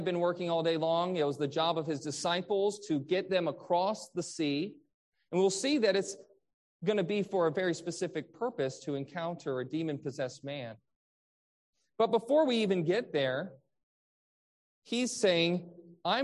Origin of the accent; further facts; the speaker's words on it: Michigan, United States; I grew up in Michigan where there was the Great Lakes